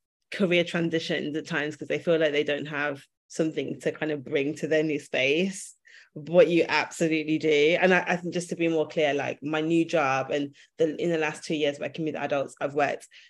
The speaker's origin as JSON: {"language": "English", "town": "Birmingham", "region": "West Midlands", "country": "United Kingdom", "moved": "as an adult", "lives_now": "London, United Kingdom", "said": "I'm from Birmingham. I've lived in London for the last 10 years"}